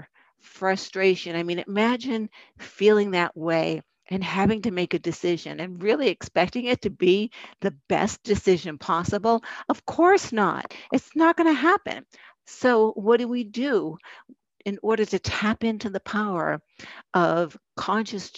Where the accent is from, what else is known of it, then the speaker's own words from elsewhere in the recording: Boston, Massachusetts, United States; accent: Boston; that Boston accent just came up. There's proof I'm from Boston.